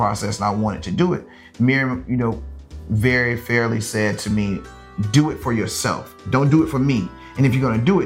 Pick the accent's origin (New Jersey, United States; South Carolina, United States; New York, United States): South Carolina, United States; Lynchburg; moved away as an adult; now in Los Angeles, United States; I grew up in South Carolina, which is a Bible Belt